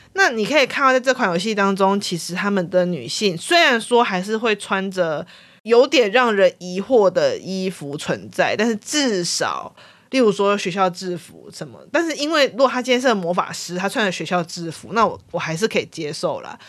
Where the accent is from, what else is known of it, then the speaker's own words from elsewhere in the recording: Taiwan; 作为台湾人玩那个剧情会很有感触